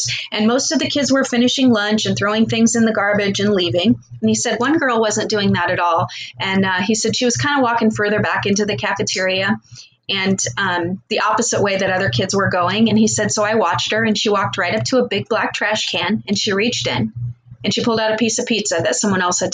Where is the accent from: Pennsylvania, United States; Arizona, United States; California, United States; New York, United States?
Arizona, United States; Glendale; I moved to Arizona when I was 2, so I've lived here for 50 years, so I would consider that to be almost a native.